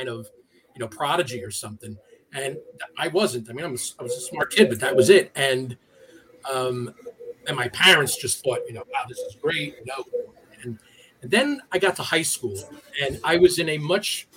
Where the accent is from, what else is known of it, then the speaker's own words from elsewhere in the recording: United States; I'm from the New York City area. I've lived within an hour of New York City for my entire life, and I grew up in a community that was very, very ethnic